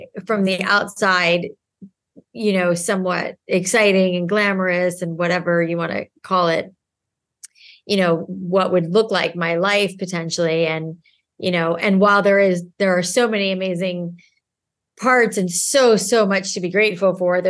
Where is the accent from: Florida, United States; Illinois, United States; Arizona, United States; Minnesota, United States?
Florida, United States; South; I grew up in South Florida where it was so humid